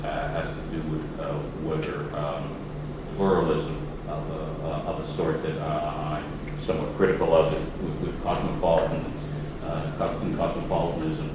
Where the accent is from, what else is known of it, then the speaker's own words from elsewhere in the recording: Toronto, Ontario, Canada; moved away; my hometown, Toronto